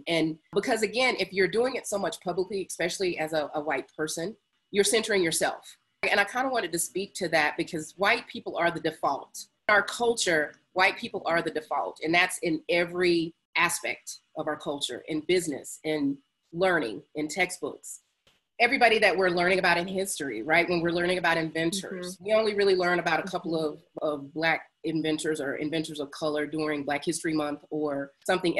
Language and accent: English; High Point, North Carolina, United States; moved away; I grew up in North Carolina.